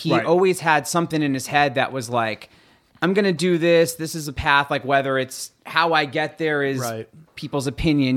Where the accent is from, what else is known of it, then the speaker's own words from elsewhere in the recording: Orange, Connecticut, United States; I'm originally from Orange, Connecticut